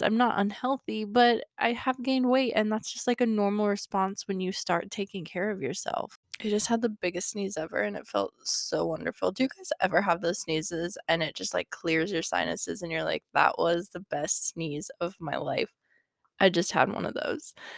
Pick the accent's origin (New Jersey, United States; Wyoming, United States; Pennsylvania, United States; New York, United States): Wyoming, United States; I grew up in Wyoming